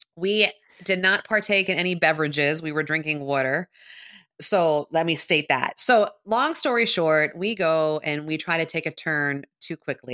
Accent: Philadelphia, Pennsylvania, United States; I'm from Philly

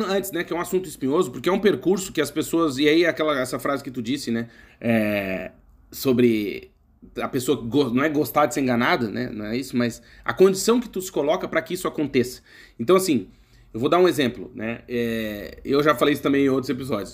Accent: Brazil; moved away as an adult; Porque nós somos brasileiros, eu morei 31 anos no Brasil, continuo sendo brasileiro

